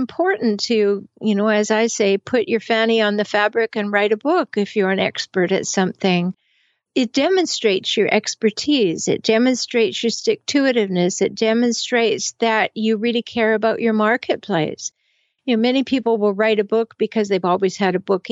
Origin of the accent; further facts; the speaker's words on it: Canada; I'm from Canada, so I say it both ways.